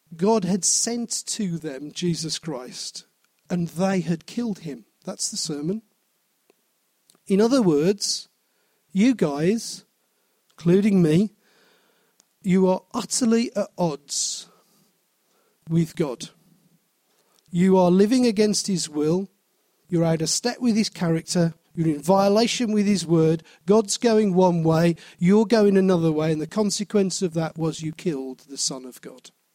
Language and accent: English; Wolverhampton, West Midlands, United Kingdom; I was born in Wolverhampton. I will always be a person I will die as a person born in Wolverhampton.